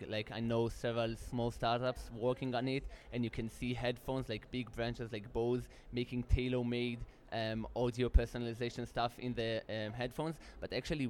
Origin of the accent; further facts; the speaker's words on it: Israel; We're from Israel.